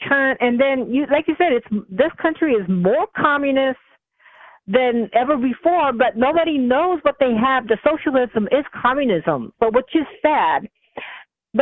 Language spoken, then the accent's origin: English; United States; I'm calling in as an American communist